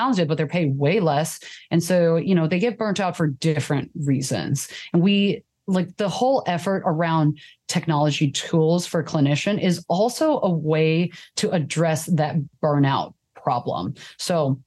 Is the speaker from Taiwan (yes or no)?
yes; Taiwan; now in United States; I immigrated from Taiwan